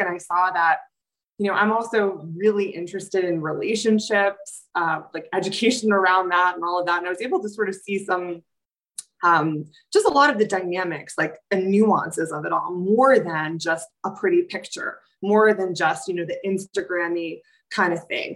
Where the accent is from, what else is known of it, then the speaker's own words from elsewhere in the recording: New York City, New York, United States; I'm a New Yorker too, so we tend to run a little anxious because we're in this um, super fast-paced city